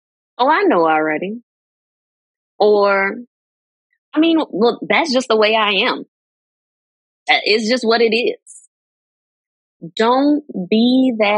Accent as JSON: {"language": "English", "town": "New Orleans", "region": "Louisiana", "country": "United States", "said": "New Orleans till"}